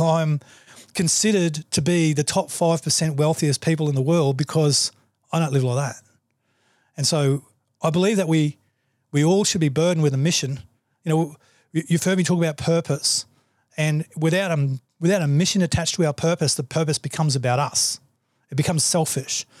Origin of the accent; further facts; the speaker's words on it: Australia; I'm an Australian